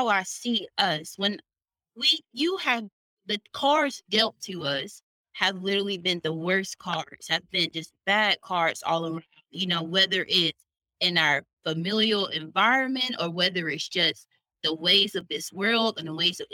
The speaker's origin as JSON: {"language": "English", "town": "Titusville", "region": "Florida", "country": "United States", "tie": "born or raised there", "moved": "yes", "lives_now": "Birmingham, United States", "said": "I was born in Titusville, I was raised in Titusville, and I grew up in this middle class Black neighborhood"}